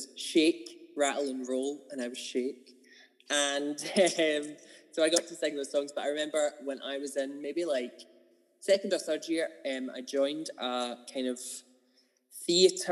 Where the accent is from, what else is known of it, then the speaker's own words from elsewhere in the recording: Kilmarnock, Scotland, United Kingdom; also born or lived in Glasgow; I'm originally from Kilmarnock. I was born there. Grew up... basically, I moved house when I was like 9 or 10. So at 9-ish, I moved out into the countryside